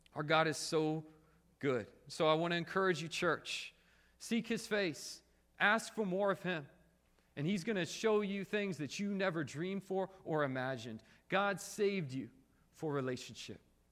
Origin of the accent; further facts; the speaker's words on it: Springfield, United States; now in South Korea; When I come home from Korea and I, I stay with my parents here in Springfield